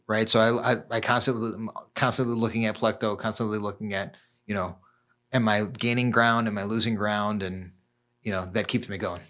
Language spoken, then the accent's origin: English; Chicago, Illinois, United States; born and raised in Chicago